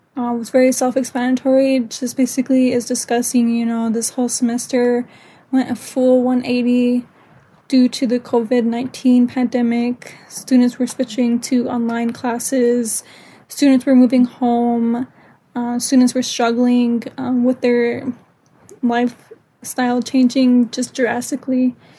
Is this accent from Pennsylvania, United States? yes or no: no; Pine Ridge Indian Reservation, South Dakota, United States; I am also from the Pine Ridge Indian Reservation.